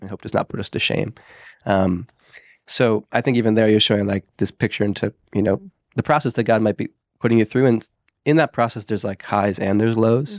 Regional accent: Pennsylvania, United States; moved away; I'm from Pennsylvania originally

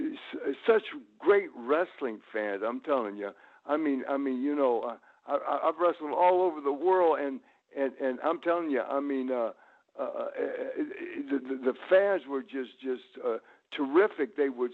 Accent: Tullahoma, Tennessee, United States; born there; That was my family's place up in that area. I was born in Tullahoma, Tennessee.

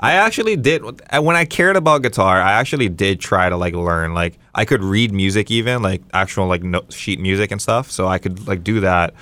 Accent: Las Vegas, Nevada, United States; when I was growing up in Vegas

